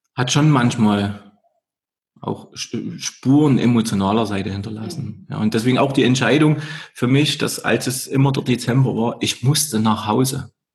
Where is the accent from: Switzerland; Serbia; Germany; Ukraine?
Germany; Erzgebirge, Saxony; moved away as an adult; now in Vorarlberg, Austria; da kommt auch der Erzgebirger durch. Diese Region, wo ich herkomme